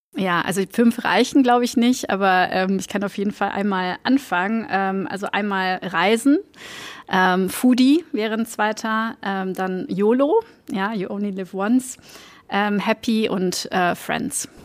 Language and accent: German; Antwerp, Flanders, Belgium; German is a second language; moved away as an adult; also born or lived in Germany; ich komme aus Antwerpen ähm, in Belgien, ähm, also eine Stadt im Norden von, von Belgien ähm, und bin da aufgewachsen